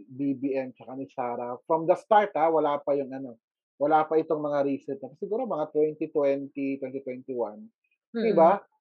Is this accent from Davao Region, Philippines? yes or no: yes; Davao City, Davao Region, Philippines; for us sa Davao